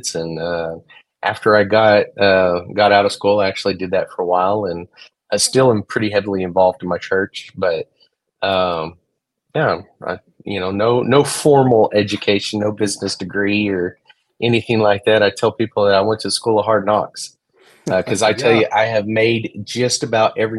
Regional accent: Hobbs, New Mexico, United States; I grew up in a little town that very few people have heard about. It's called Hobbs, New Mexico

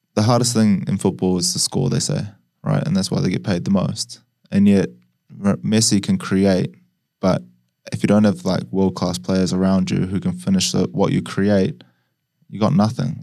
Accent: New Zealand; I was growing up in New Zealand

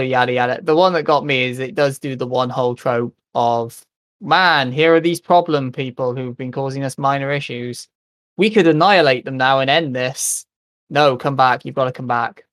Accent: United Kingdom; I grew up in Britain

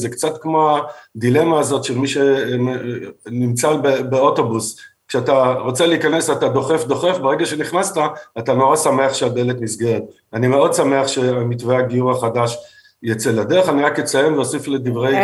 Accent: Israel; הישראלים שגדלנו ונולדנו פה

